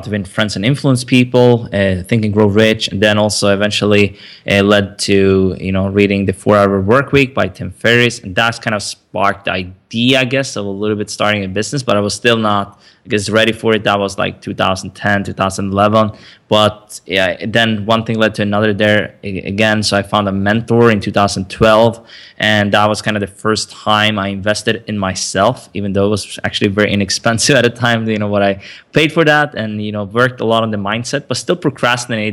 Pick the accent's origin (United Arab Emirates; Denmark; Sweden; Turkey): Sweden; also born or lived in Stockholm, Sweden; I grew up in Sweden